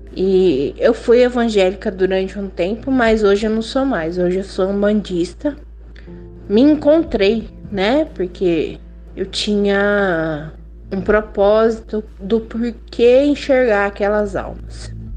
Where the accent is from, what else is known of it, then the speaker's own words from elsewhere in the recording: São Paulo, Brazil; now in Americana, Brazil; quando eu era criança, eu morava em São Paulo. Hoje eu moro em Americana